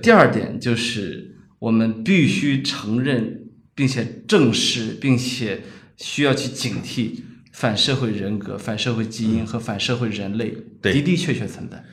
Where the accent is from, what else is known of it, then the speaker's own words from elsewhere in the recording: China; 我们中国人